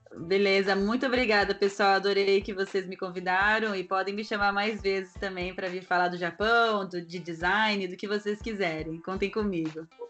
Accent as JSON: {"language": "Portuguese", "country": "Brazil", "moved": "yes", "said": "eu sou brasileira"}